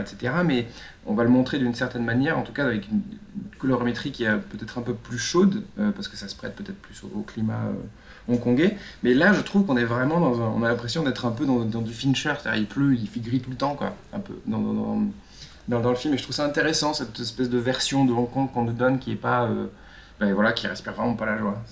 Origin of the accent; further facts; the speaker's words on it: France; en tant que Français